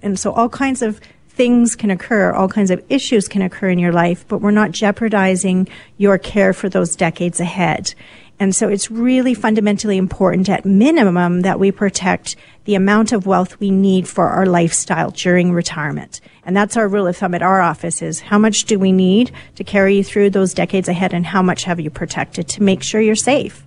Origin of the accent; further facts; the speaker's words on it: Vancouver, British Columbia, Canada; moved away; I was actually born in Vancouver and it's my hometown.